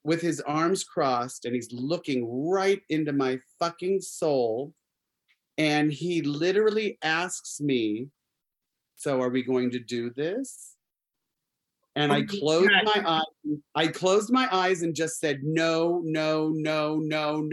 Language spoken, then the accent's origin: English; Arizona, United States; I grew up in Arizona.